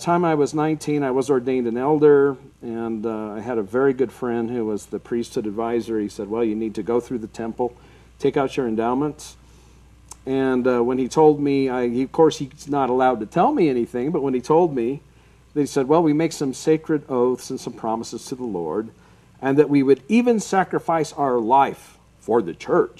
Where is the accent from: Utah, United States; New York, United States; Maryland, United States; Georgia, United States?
Utah, United States; Salt Lake City; I was raised right here in Salt Lake